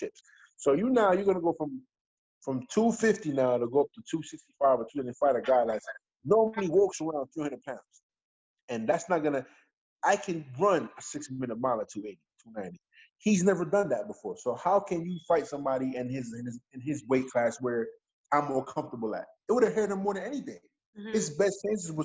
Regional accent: New York City, New York, United States; I'm from Bed-Stuy, Brooklyn

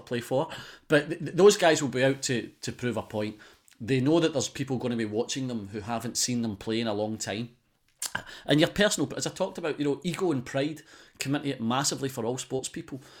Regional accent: Scotland, United Kingdom; as a Scotsman

